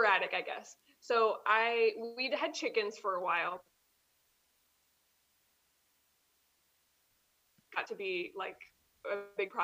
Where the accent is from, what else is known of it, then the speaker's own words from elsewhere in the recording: Crittenden, Kentucky, United States; moved away as an adult; now in Israel; I am from Kentucky. I grew up in Crittenden, Kentucky, which is in like southern Kenton County.